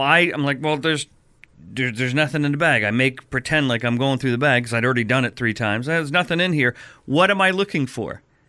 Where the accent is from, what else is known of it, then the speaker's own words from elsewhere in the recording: New Jersey, United States; I'm from Jersey.